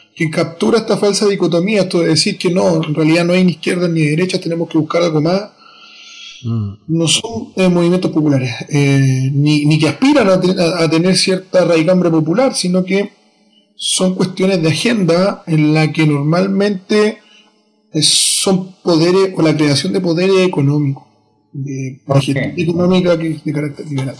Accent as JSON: {"language": "Spanish", "country": "Chile", "said": "mi país"}